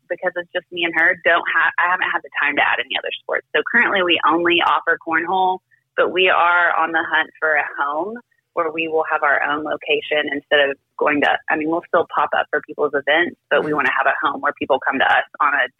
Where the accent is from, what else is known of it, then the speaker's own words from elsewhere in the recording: Kentucky, United States; moved away as an adult; now in Bixby, United States; I am from Kentucky. I moved out here to Oklahoma, like, with my work